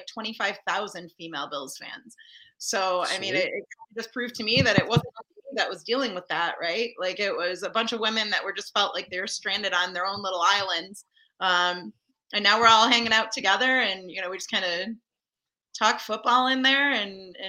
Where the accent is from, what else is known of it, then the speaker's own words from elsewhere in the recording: Orchard Park, New York, United States; I was born and raised in Orchard Park, a couple miles from the stadium